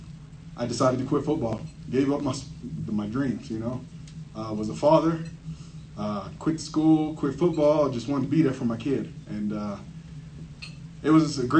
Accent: Tennessee, United States; also born or lived in Gary, Indiana / San Antonio, Texas; My mom decided to move us to Tennessee thereafter, and so that's kind of where I grew up

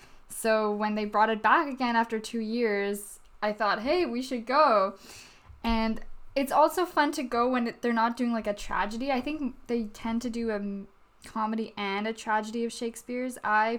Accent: Vancouver, British Columbia, Canada; I think people should know we live in Vancouver. We're from Vancouver, Canada.

